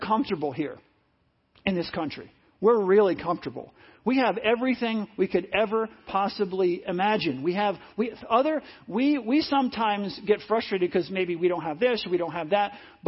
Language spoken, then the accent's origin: English; United States; I'm blessed to be born here. God never promised I'd be born here, but I was born in America.